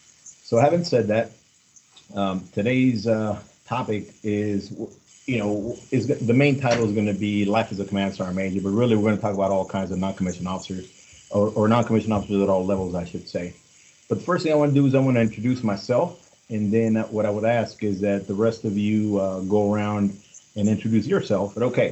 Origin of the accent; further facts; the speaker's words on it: Los Angeles, California, United States; also born or lived in Mexico City, Mexico; I was born in Mexico City and grew up in Los Angeles, California.